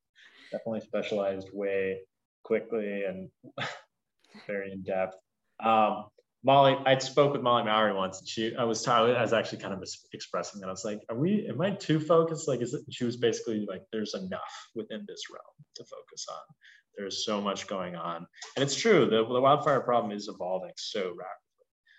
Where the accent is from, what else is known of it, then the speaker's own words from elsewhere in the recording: California, United States; No, I'm from Southern California.